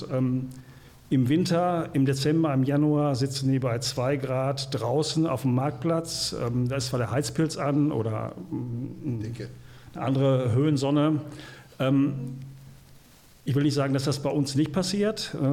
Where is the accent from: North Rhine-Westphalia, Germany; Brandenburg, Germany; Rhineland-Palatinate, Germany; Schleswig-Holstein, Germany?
North Rhine-Westphalia, Germany; Gelsenkirchen; gebürtig aus Gelsenkirchen, immer noch wohnt in Gelsenkirchen, also der Stadt treu ergeben.